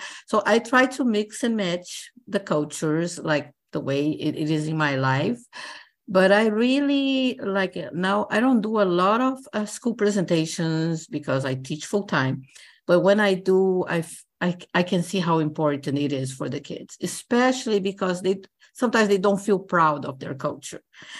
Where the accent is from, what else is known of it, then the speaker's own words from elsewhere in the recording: Brazil; moved away; I'm a mixed culture, like American, Cuban, Brazilian, because I'm Brazilian.